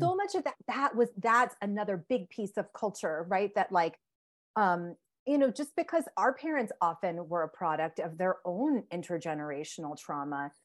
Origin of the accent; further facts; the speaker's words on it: Connecticut, United States; I grew up in Connecticut. My parents are immigrants from India